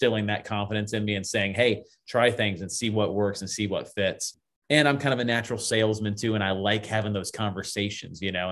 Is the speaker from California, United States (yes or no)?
no; Lutz, Florida, United States; I grew up in Lutz, which when I grew up in Lutz, Florida, it was all orange groves and cow fields.